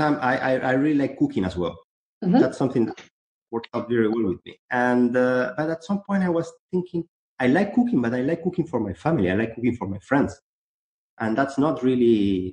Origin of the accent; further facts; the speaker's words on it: Chile; now in Barcelona, Spain; I'm originally from Chile, actually. Mm-hmm. I'm not a Spanish.